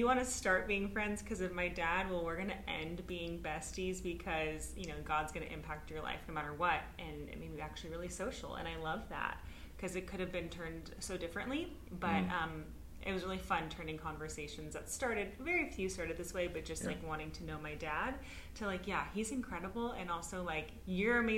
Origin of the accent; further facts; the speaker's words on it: Los Angeles, California, United States; So we were raised in Hollywood, but we were Christians in Hollywood